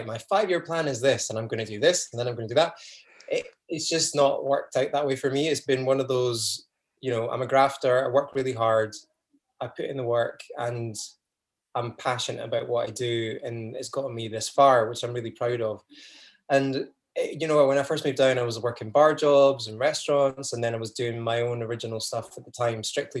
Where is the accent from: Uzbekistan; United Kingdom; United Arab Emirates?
United Kingdom; just outside Edinburgh, Scotland; moved away as an adult; I grew up just outside Edinburgh and then went to uni in Edinburgh Uni